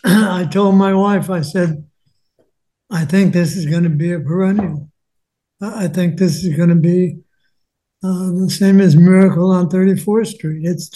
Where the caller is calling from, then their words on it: Los Angeles, California, United States; L.A., yeah.